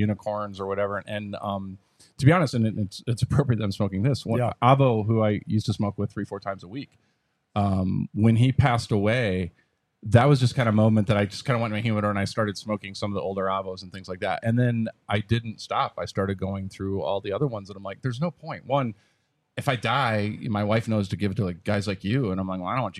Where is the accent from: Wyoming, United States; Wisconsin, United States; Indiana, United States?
Wisconsin, United States; moved away; I was from Wisconsin originally